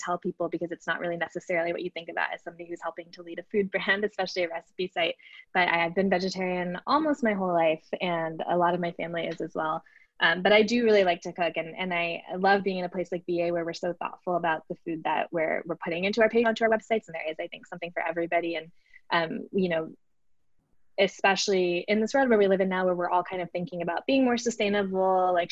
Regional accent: Atlanta, Georgia, United States; moved away; also born or lived in New York; I grew up in Atlanta

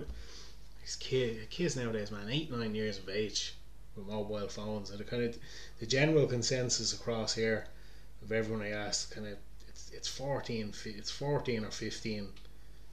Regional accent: Balbriggan, Leinster, Ireland; growing up in Balbriggan

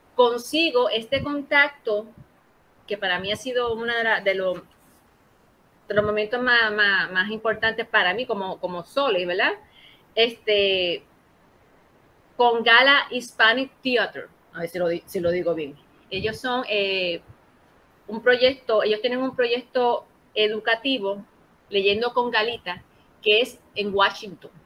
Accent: Ponce, Puerto Rico; yo soy de Ponce, somos de Ponce

